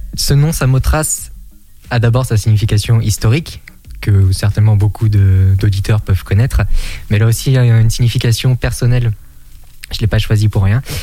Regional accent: Étriché, Pays de la Loire, France; dans mon village natal, donc qui est Étriché situé dans le nord Maine-et-Loire

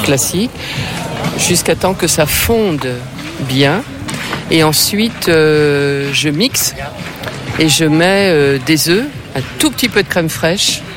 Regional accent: the West, western France, France; Je suis de l'Ouest

